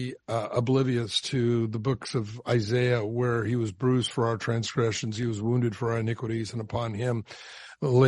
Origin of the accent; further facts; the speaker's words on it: Southern California, United States; I grew up down in Southern California